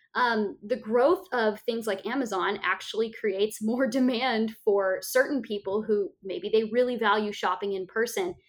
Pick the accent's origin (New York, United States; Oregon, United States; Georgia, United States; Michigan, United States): Oregon, United States; Bend; moved away; which is in my my home state, not my home state anymore, but where I'm from in Bend, Oregon